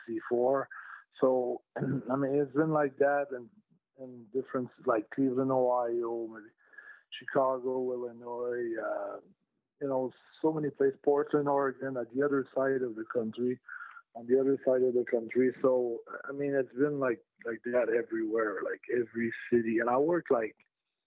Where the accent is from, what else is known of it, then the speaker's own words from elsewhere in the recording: Canada; I'm French Canadian, sometimes I go on the, you know, English side of Canada